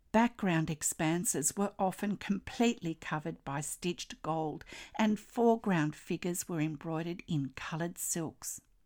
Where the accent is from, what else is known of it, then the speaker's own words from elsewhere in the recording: Australia; I'm an Australian textile artist